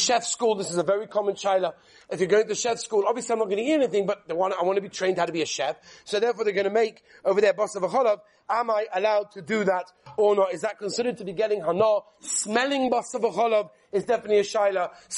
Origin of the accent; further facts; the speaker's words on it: England, United Kingdom; I'm English